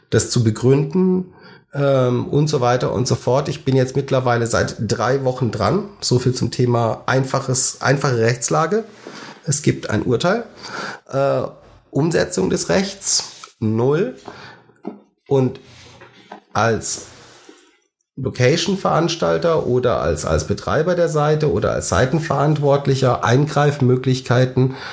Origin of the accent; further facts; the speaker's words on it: Baden-Württemberg, Germany; Als Schwabe heißt es, es war echte Gutsesse.